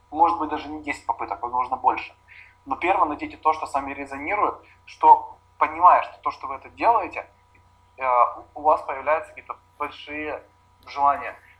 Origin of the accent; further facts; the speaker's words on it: Kyiv, Ukraine; я родился в Киеве